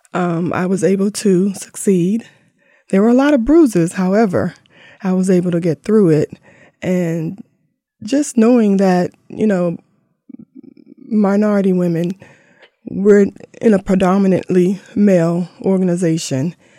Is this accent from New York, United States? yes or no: no; Langley Park, Maryland, United States; we grew up in Langley Park, um, Fifteenth Avenue down to D C